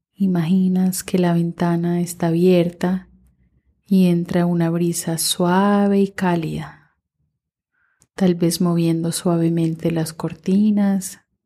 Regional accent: Minnesota, United States; mientras crecí en Minnesota

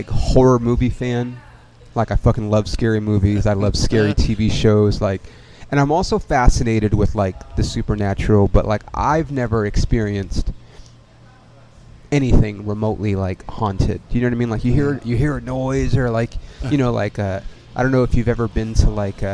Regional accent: Ontario, California, United States; I grew up in Ontario, right by where you live

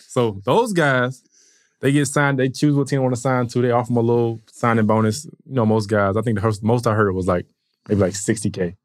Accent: Atlanta, Georgia, United States; born and raised in Atlanta, um, went to Mays High School

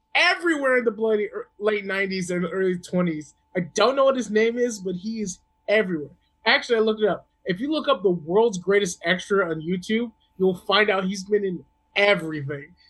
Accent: American South, United States; now in California, United States; I'm from the American South, which is really southeast

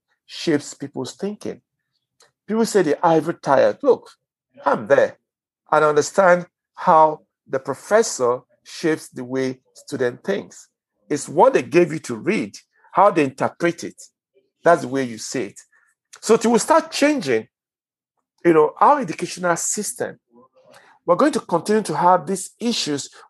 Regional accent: Nigeria; I'm Nigerian

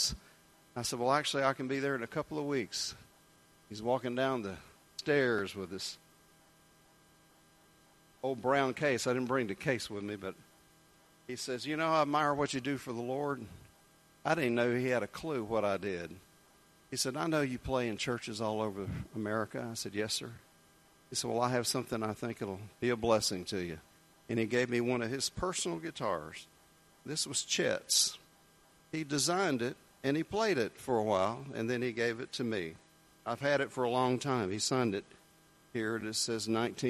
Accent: Jacksonville, Florida, United States; I grew up in Jacksonville, Florida.

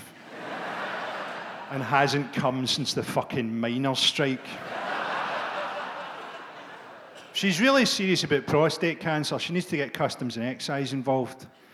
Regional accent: Glasgow, Scotland, United Kingdom; when we grew up in Glasgow

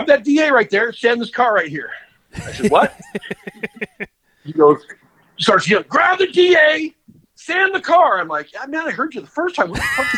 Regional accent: Garden Grove, California, United States; I grew up in West Garden Grove. Just right on the, you know, the edge of Long Beach

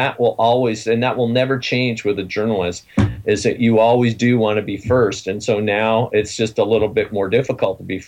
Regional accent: Ontario, Canada; I'm from Surrey, Ontario

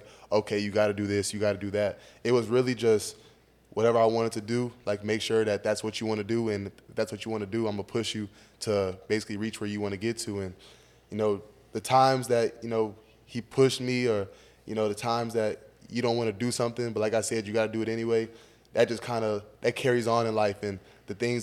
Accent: Fresno, California, United States; moved away as an adult; now in Georgia, United States; I'm from Fresno

